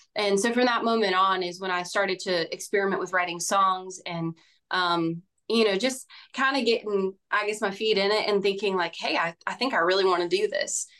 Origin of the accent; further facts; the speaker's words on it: Bakersfield, California, United States; moved away as an adult; now in Nashville, United States; I'm from a farm town out in Central California called Bakersfield.